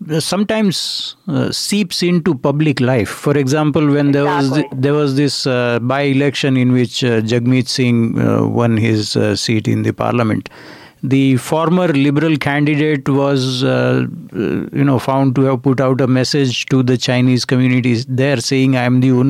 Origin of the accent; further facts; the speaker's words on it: Canada; So I said I have an opinion as a Canadian.